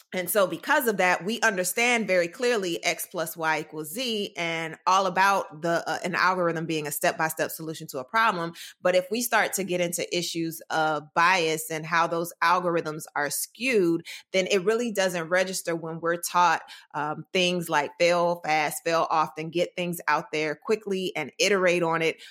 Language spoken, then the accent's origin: English; Durham, North Carolina, United States; moved away; I'm from Durham, North Carolina, born and raised